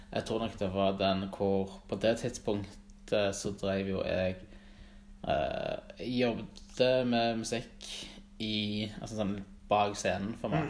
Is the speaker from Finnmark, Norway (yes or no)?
no; Stavanger, Rogaland, Norway; Jeg vokste opp ute på Tastad